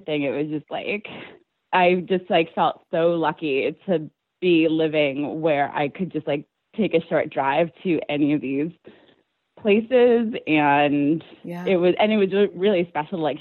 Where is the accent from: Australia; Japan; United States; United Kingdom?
United States; Connecticut; moved away as an adult; also born or lived in New York / Detroit; now in Portland, United States; I grew up in Connecticut, is how I know Kathleen and Kelly.